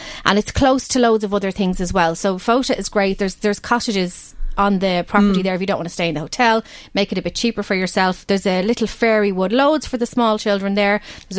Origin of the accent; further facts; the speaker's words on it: Balbriggan, Leinster, Ireland; I'm from Balbriggan.